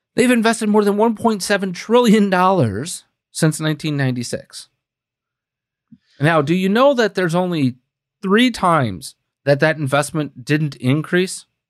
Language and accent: English; Green Bay, Wisconsin, United States; my hometown newspaper, right? Green Bay, Wisconsin